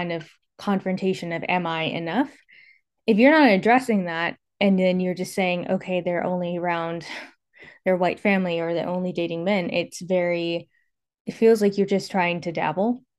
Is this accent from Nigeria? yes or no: no; California, United States; moved away as an adult; also born or lived in Atlanta, Georgia; I was born and raised in California, lived in Atlanta for quite a while. Now I'm back in California